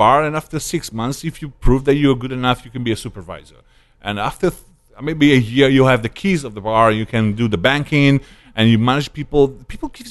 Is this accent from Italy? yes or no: yes; Italy; first language Italian; English is a second language; moved away as an adult; No, I maintained my Italian status